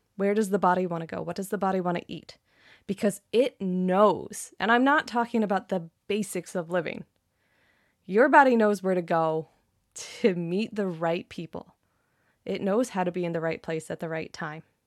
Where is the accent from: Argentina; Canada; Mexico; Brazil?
Canada; I'm Canadian